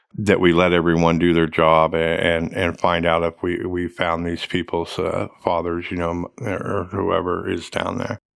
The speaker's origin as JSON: {"language": "English", "region": "Oklahoma", "country": "United States", "tie": "born or raised there", "also_born_or_lived": "Tulsa, Oklahoma", "said": "I grew up in Oklahoma. I had Oklahoma history. I, you know, I, I, I'm from Oklahoma"}